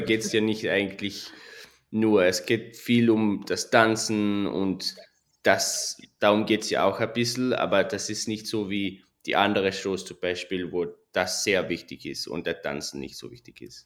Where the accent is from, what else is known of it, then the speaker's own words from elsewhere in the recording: Switzerland; moved away as an adult; also born or lived in London, United Kingdom; now in Las Vegas, United States; ich bin in der Schweiz aufgewachsen